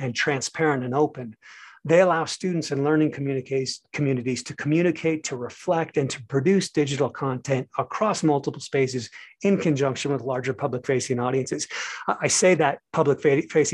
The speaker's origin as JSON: {"language": "English", "country": "United States", "also_born_or_lived": "Seoul, South Korea / Paris, France", "said": "As an American"}